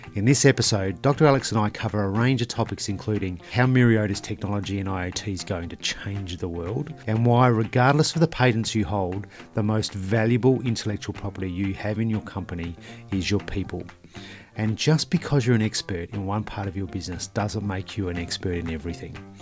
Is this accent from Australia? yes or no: yes; Mount Gambier, South Australia, Australia; I grew up in Mount Gambier